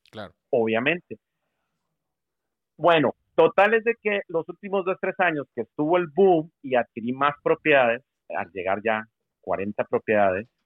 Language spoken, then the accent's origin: Spanish; Monterrey, Nuevo León, Mexico; moved away as an adult; Me vine en el 2003 de Monterrey, Texas de Monterrey